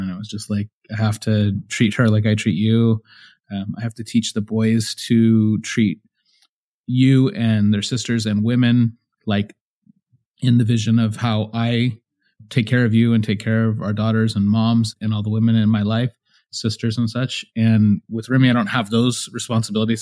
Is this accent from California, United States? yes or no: yes; San Jose, California, United States; moved away as an adult; We were both born and raised in San Jose, California